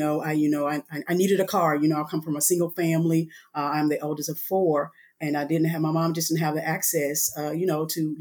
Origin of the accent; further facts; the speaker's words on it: Alexandria, Louisiana, United States; moved away as an adult; I am originally from Alexandria, Louisiana